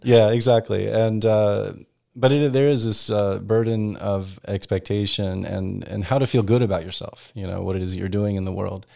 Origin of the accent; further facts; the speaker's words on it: Virginia Beach, Virginia, United States; moved away as an adult; also born or lived in Europe; now in Washington, D.C., United States; growing up in Virginia Beach